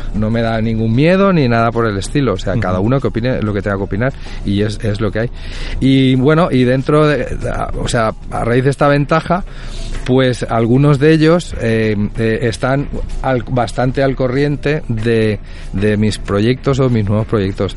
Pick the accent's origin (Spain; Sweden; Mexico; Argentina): Spain; Puçol, Valencian Community; yo soy de Puzol